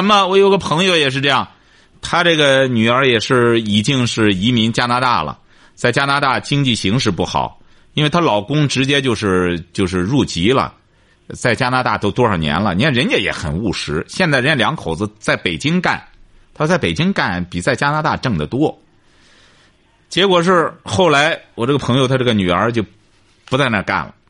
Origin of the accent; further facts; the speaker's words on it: China; 我是觉得你作为一个中国人也好，什么也好，你到国外，特别是我们中国人，他和他这个欧洲人啊，他很难融到一块儿。